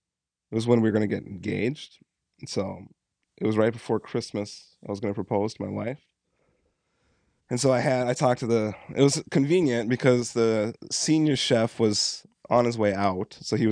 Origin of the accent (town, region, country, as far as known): Carlton, Minnesota, United States; born or raised there